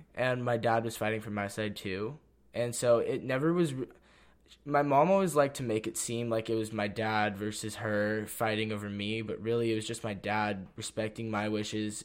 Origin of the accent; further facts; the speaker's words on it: Santa Cruz, California, United States; also born or lived in San Jose / Los Gatos; I grew up in Santa Cruz